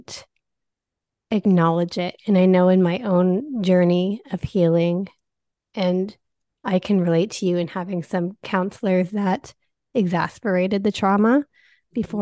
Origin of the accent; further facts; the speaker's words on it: Canada; I'm Canadian